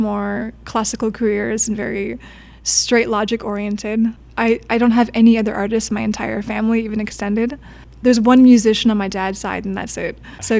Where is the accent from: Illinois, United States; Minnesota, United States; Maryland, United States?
Minnesota, United States; the Midwest; moved away; I'm from the Midwest.